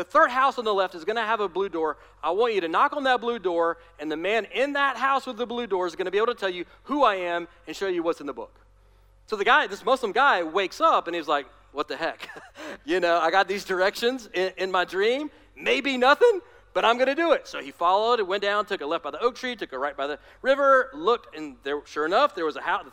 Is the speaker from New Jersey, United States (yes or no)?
no; Alabama, United States; I'm from Alabama, I can make fun of my people